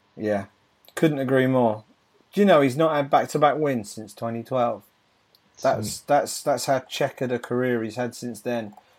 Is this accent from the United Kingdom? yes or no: yes; United Kingdom; as a Brit